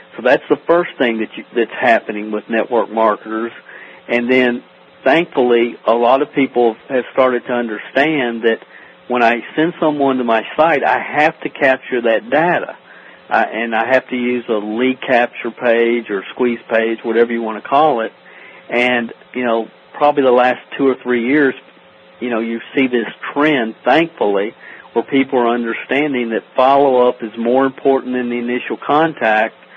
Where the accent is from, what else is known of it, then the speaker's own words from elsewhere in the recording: Stamping Ground, Kentucky, United States; I'm from a little town in Kentucky called Stamping Ground. There's, it's population 400. It's like Mayberry. Uh, literally, there's not a stoplight in the town, and that's that's kind of where I grew up here in Kentucky